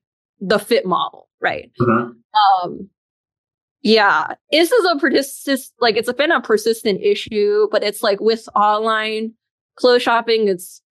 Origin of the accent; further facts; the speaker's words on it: Atlanta, Georgia, United States; moved away as an adult; now in New Haven, United States; I'm originally from Atlanta.